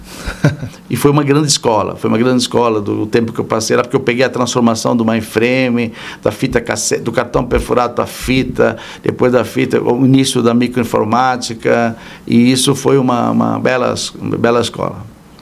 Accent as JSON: {"language": "Portuguese", "town": "Blumenau", "region": "Santa Catarina", "country": "Brazil", "tie": "born or raised there", "moved": "as an adult", "lives_now": "São Paulo, Brazil", "said": "eu sou natural de Blumenau"}